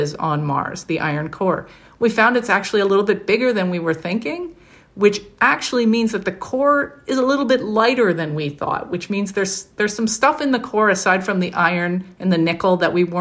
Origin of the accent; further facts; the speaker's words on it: Sudbury, Ontario, Canada; the entire reason for my hometown existing is that 1.8 billion years ago, a giant meteor slammed into the surface of the Earth in a town that's now Sudbury, Ontario, Canada